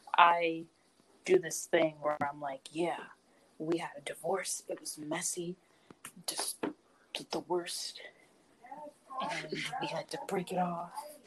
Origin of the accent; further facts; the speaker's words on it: Philadelphia, Pennsylvania, United States; Is it like, are we just saying that because we're from Philly?